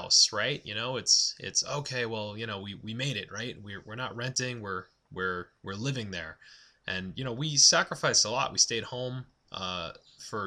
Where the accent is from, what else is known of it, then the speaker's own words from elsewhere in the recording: Massapequa Park, New York, United States; I grew up on Long Island.